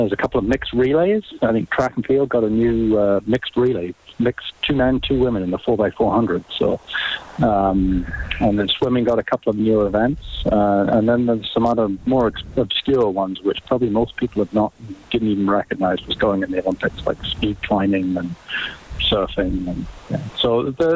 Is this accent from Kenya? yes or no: no; England, United Kingdom; moved away; growing up in England